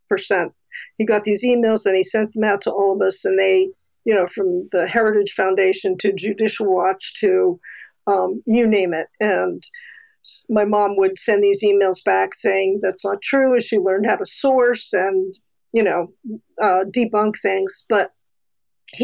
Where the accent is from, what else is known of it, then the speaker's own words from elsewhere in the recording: West Long Branch, New Jersey, United States; I grew up in West Long Branch, New Jersey